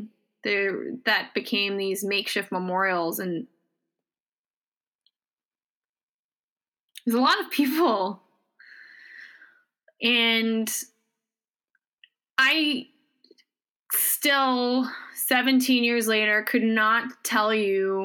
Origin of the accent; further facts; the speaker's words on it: New York City, New York, United States; moved away as an adult; now in Upstate New York, United States; I live upstate and I call upstate home now, but I went to school in New York City and I grew up in New York City.